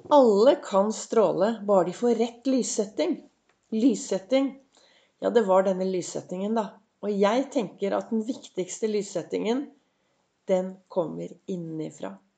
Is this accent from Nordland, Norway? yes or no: no; Oslo, Norway; nærmiljøet der jeg vokste opp. Og så syklet jeg opp til Gaustad sykehus.